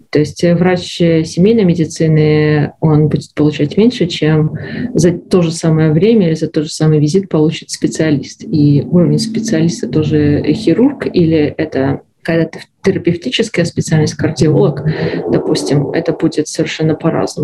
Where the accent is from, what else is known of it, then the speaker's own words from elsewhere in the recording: Belarus; moved away as an adult; now in Canada; Я из Беларуси. Э, была врачом в Беларуси